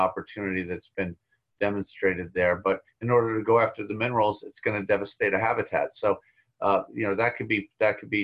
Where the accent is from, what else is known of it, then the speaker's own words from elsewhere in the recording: Long Island, New York, United States; I grew up on Long Island